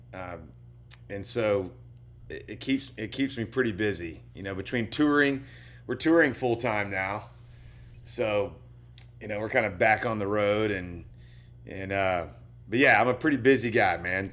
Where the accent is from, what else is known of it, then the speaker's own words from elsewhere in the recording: Oklahoma, United States; moved away as an adult; also born or lived in Colorado; I grew up in Oklahoma